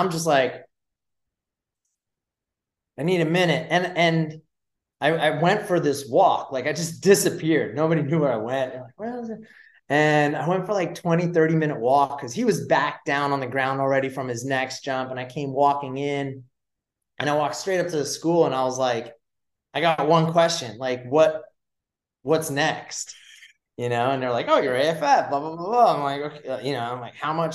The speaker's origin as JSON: {"language": "English", "area": "Westchester County", "region": "New York", "country": "United States", "tie": "born or raised there", "said": "I was born and raised in New York, just outside New York City in Westchester County."}